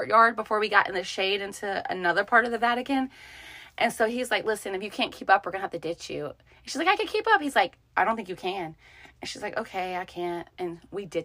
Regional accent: United States; I'm American

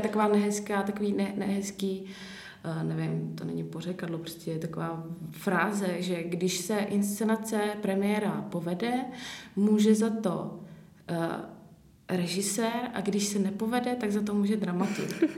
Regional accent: České Budějovice, South Bohemian Region, Czechia; pocházím z Českých Budějovic

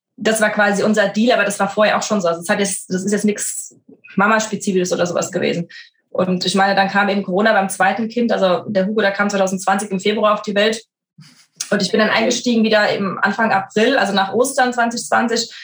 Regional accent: Frankfurt, Hesse, Germany; ich bin so ein typisches Frankfurter Mädchen, bin ja geboren in Frankfurt, bin auch aufgewachsen

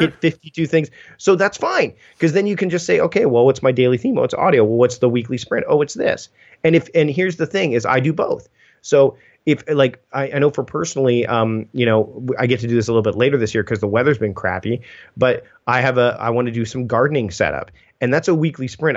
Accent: Canada; as a Canadian

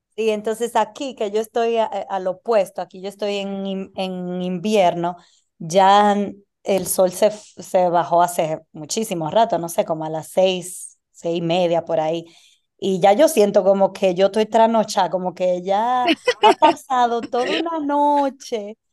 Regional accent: Dominican Republic; also born or lived in United States; now in Argentina; Yo, como dominicana necesito visa para ir a casi todos los países.

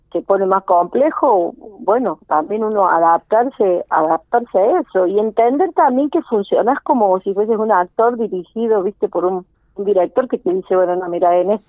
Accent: Cruz del Eje, Córdoba, Argentina; now in Unquillo, Argentina; Yo no nací acá en Unquillo, pero vivo en Unquillo hace ya más de 10 años. ¿Dónde naciste vos? Eh, en Cruz del Eje.

